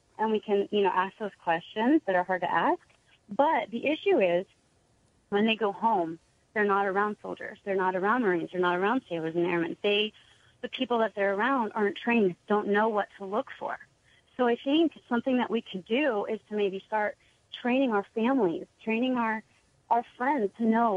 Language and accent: English; West Virginia, United States; now in California, United States; I'm from West Virginia, but now I live here in California